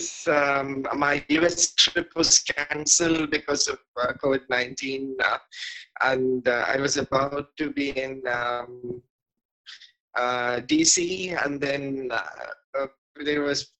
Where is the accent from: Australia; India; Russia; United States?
India; Chennai, Tamil Nadu; also born or lived in Madurai; I was born in Madurai, and then I spent primary time in Ramakrishna Math and Mission in Mylapore in Chennai, and I grew up there